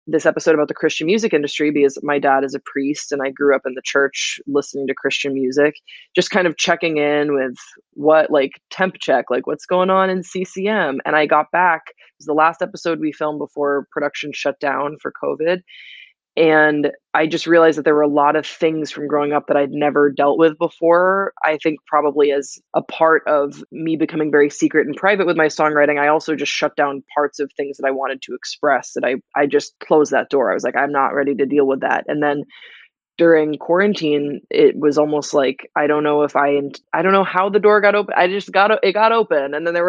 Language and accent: English; Belgium; I grew up in Belgium also